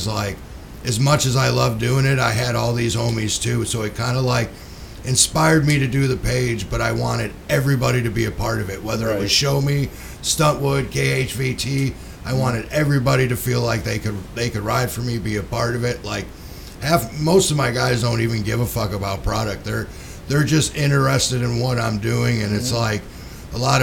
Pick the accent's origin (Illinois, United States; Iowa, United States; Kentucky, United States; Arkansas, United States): Illinois, United States; Chicago; I grew up in Chicago, so I'm not from here.